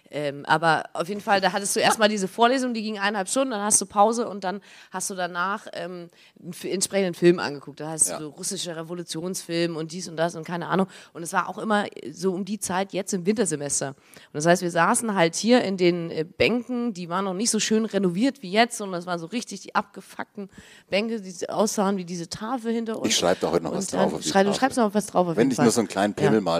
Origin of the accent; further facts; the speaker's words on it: Bavaria, Germany; also ich komme äh, ja gar nicht aus Franken, ich komme aus, aus Bayerisch-Schwaben.